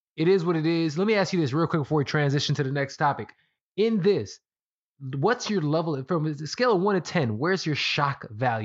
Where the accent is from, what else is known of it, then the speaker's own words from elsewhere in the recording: New York, United States; Anything Latino, you're supposed to hold down. Like, oh, I'm from New York.